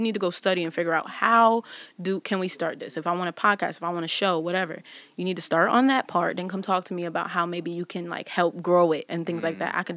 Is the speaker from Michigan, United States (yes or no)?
no; Windsor, Connecticut, United States; I'm from Connecticut